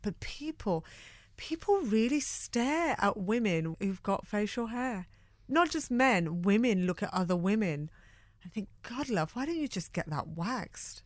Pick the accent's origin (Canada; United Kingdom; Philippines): United Kingdom; Birmingham, West Midlands; growing up in Birmingham